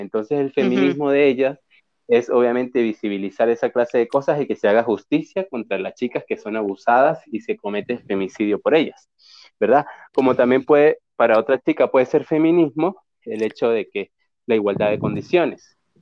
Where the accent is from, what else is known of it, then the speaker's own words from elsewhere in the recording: Venezuela; en una cultura como la que crecimos en Venezuela